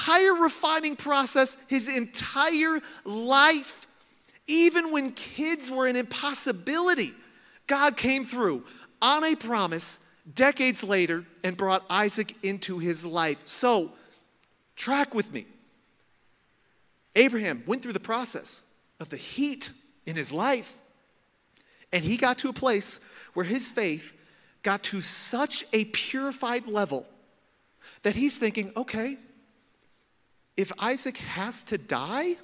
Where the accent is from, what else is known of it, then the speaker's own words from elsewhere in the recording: Midwest, United States; I'm from Midwest